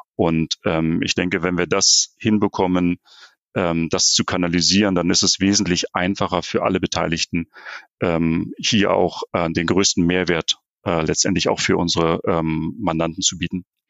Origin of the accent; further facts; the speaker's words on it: Berlin, Germany; moved away as an adult; now in North Rhine-Westphalia, Germany; ich bin, bin gebürtiger Berliner, das heißt also, ich komme eher von der, von der polnischen Grenze